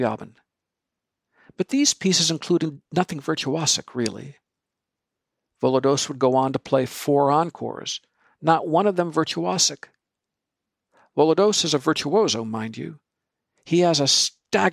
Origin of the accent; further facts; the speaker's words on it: Ann Arbor, Michigan, United States; my hometown of Ann Arbor, Michigan